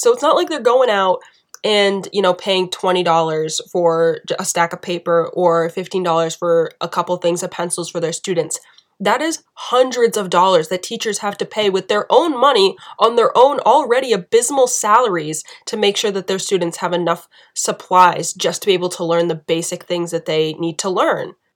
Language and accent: English; United States; being an American